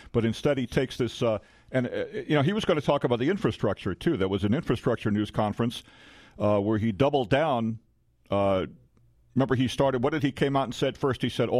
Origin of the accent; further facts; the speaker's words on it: New York City, New York, United States; I grew up near Flushing, New York.